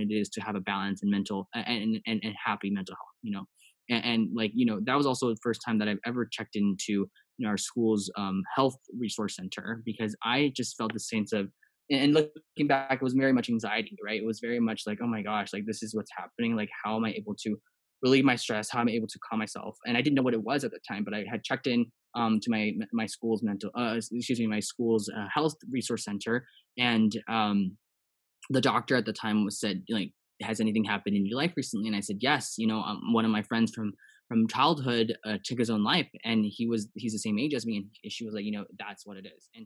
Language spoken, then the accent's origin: English; Los Angeles, California, United States; also born or lived in Taiwan; growing up in an Asian household and also in an Asian community here in Los Angeles